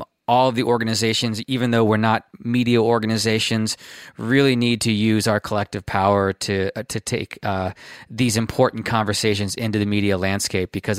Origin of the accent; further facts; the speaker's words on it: Bethesda, Maryland, United States; I grew up in Bethesda.